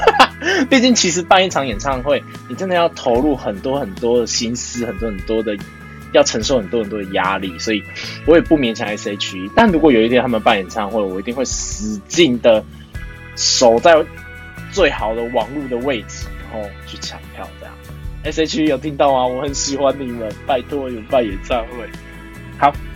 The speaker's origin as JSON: {"language": "Chinese", "country": "Taiwan", "tie": "born or raised there", "said": "我现在台湾"}